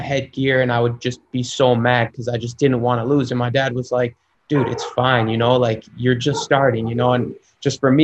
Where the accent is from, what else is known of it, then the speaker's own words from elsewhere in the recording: Schaumburg, Illinois, United States; moved away; I grew up in Schaumburg, Illinois, which is a suburb outside of the city